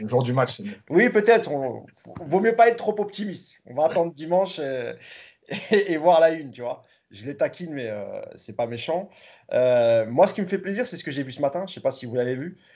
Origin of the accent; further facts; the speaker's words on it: France; nous sommes français